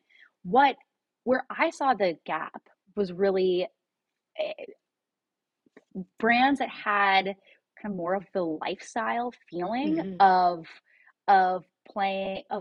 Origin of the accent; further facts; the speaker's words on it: Cincinnati, Ohio, United States; moved away as an adult; also born or lived in San Francisco Bay Area / Chicago / Brooklyn, New York; I'm from Cincinnati. I grew up here in fifth generation Cincinnatian